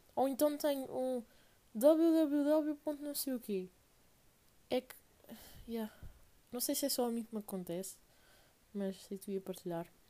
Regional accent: Portugal; venho de Portugal

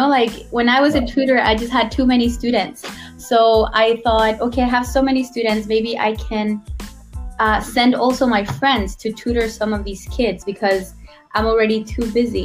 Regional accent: Guatemala; moved away as an adult; now in Taiwan; I'm from Guatemala. It's a small country in Central America. And I've been in Taiwan for 7 years now

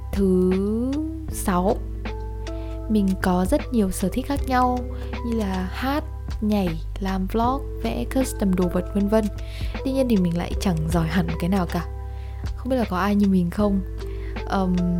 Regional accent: Ha Nam, Vietnam; mình đến từ hà nam một tỉnh giáp danh với hà nội cho những bạn nào không biết thì quê mình nổi tiếng với cá kho làng Vũ Đại

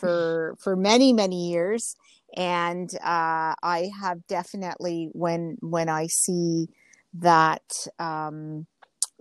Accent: Ontario, Canada; English is a second language; also born or lived in Genoa, Italy; I was 2 when we came over. I was born in Italy, and we came over to Canada

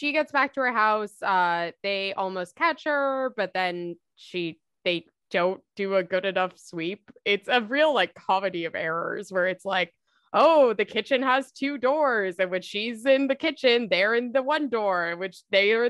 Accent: Northern California, United States; I'm from NorCal. I've been from NorCal my entire life.

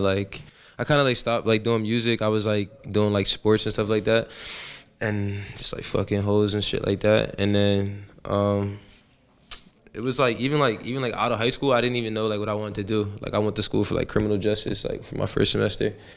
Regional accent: Woodbury, New Jersey, United States; moved away; also born or lived in Camden, New Jersey; I'm from South Jersey, a city called Camden, I was born there and I was raised in, uh, Woodbury, New Jersey.

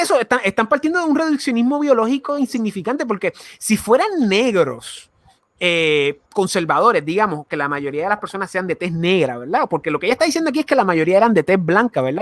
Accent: Guaynabo, Puerto Rico; nosotros somos de San Juan, nosotros somos de Guaynabo, de San Juan, de la zona metro

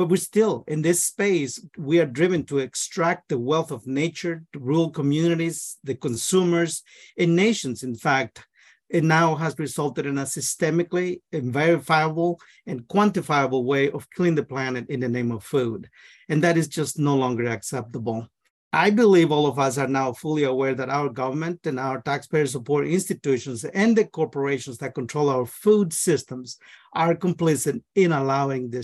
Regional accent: Guatemala; now in Northfield, United States; I am from Guatemala. I'm a first generation immigrant in this country. I'm also an agronomist. I grew up in the rainforest

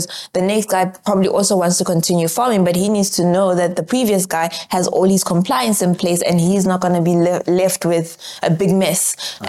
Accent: Johannesburg, Gauteng, South Africa; I don't have time for this nonsense because I'm from Joburg. We don't have these problems anymore in Joburg

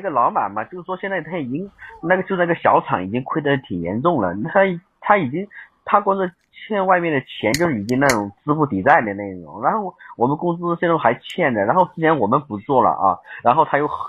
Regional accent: Guizhou, China; 我贵州的。

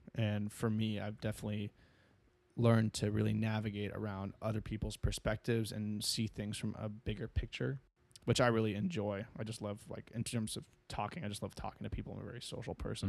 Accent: San Diego, California, United States; growing up in San Diego

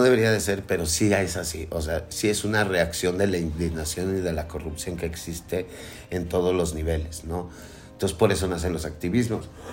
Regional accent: Mexico; soy una persona que paga impuestos y que soy mexicana

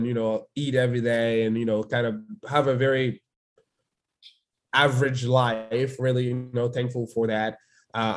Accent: Dakar, Senegal; English is a second language; moved away as an adult; now in United States; I was born in Dakar

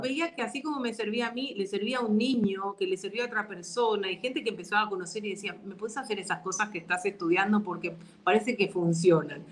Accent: Argentina; now in Paraguay; Yo que, si bien nací en Argentina, vivo en Paraguay hace mucho tiempo, me doy cuenta de las diferencias culturales que tenemos.

